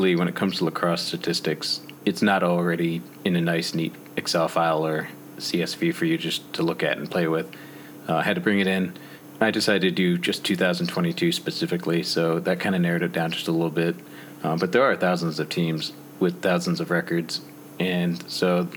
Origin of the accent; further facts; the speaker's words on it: Michigan, United States; in Michigan, I'm from Michigan